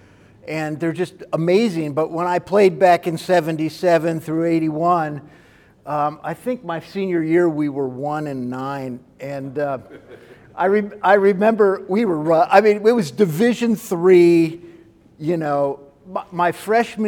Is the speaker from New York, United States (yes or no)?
yes; Kerhonkson, New York, United States; also born or lived in Bedford Hills, New York; I grew up in a town called Kerhonkson, New York, which is actually kind of like in the foothills of the Catskills